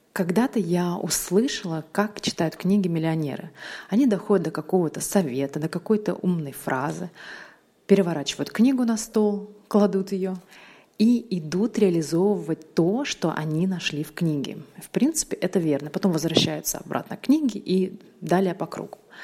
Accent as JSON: {"language": "Russian", "country": "Uzbekistan", "tie": "born or raised there", "moved": "yes", "lives_now": "Russia", "said": "Я переехала в Россию 20 лет назад с родителями. То есть Россия моя историческая родина, но я родилась в Узбекистане. И это моя родина, моя любимая страна"}